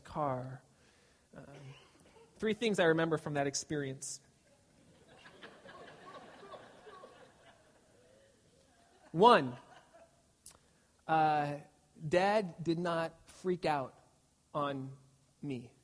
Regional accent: Glendora, California, United States; I grew up in Glendora, California.

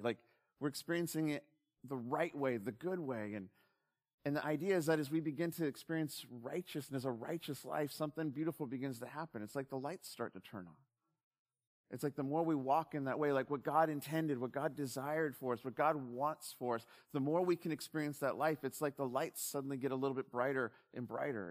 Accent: Southern California, United States; growing up in SoCal

